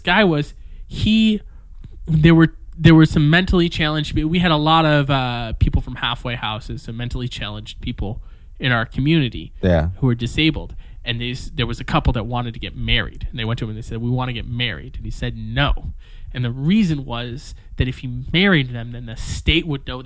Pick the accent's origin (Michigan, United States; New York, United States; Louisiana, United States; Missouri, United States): Michigan, United States; Detroit; now in Stockholm, Sweden; I grew up in Detroit in this very urban environment